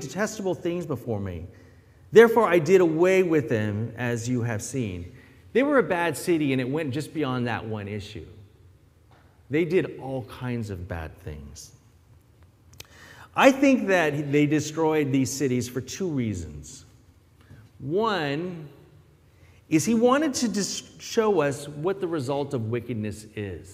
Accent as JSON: {"language": "English", "area": "near San Francisco", "region": "California", "country": "United States", "tie": "born or raised there", "also_born_or_lived": "Philippines", "moved": "yes", "said": "growing up near San Francisco"}